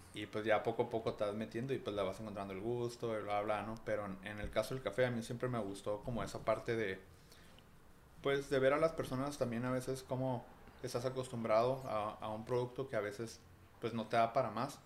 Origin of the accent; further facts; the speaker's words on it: Tijuana, Baja California, Mexico; Sí, soy de aquí de Tijuana y pues aquí he vivido toda la vida